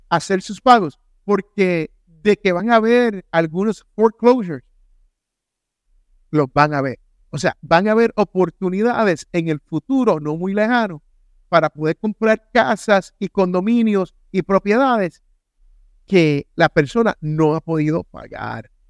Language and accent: Spanish; United States; born there; en el sitio donde yo nací, en Carolina del Sur o en Carolina del Norte, todavía están por 250 mil, la misma casa.